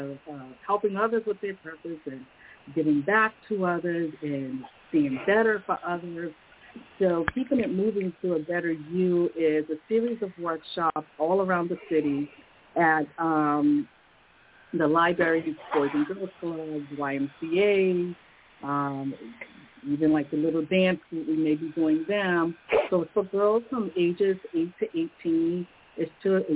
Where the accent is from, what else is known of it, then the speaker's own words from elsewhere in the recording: Chicago, Illinois, United States; now in Boston, United States; I was born in Chicago, and, you know, my parents are from Chicago, grandparents